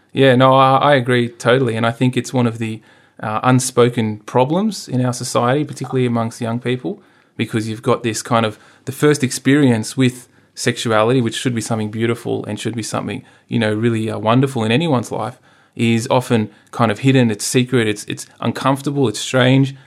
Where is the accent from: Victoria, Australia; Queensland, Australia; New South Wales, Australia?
New South Wales, Australia; Sydney; I grew up out in the Hills District